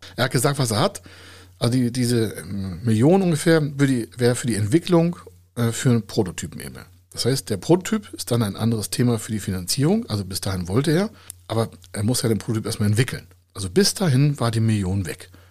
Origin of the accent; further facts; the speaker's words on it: Hamburg, Germany; Bei uns in Hamburger